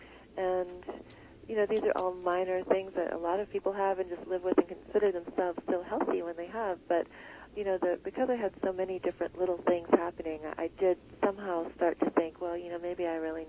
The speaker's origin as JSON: {"language": "English", "country": "United States", "tie": "born or raised there", "said": "the standard fare that we grew up with here in America"}